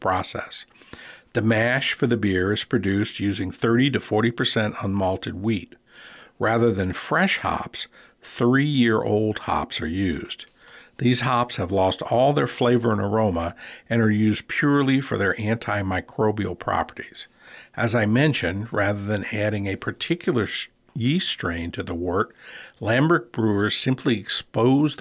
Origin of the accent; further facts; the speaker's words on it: New Orleans, Louisiana, United States; now in Alaska, United States; Growing up in New Orleans, my French is considerably better than my Dutch